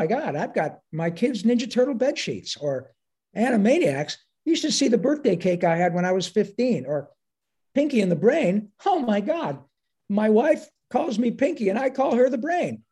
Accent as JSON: {"language": "English", "town": "Detroit", "region": "Michigan", "country": "United States", "tie": "born or raised there", "moved": "yes", "said": "my hometown"}